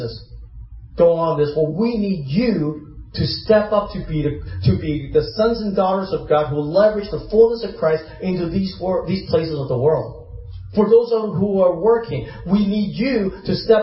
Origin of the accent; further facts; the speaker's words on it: Hong Kong; moved away; I grew up in Hong Kong. I was born there.